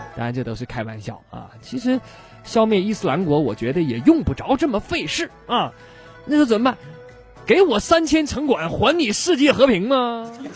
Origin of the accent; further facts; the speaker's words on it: northern China, China; 作为北方人